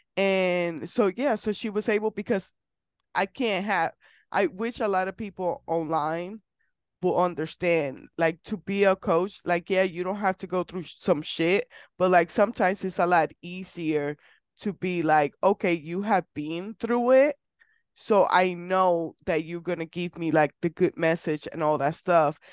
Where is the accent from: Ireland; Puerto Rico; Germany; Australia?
Puerto Rico; now in Kansas, United States; I'm from Puerto Rico, so my family's in Puerto Rico and I live in Kansas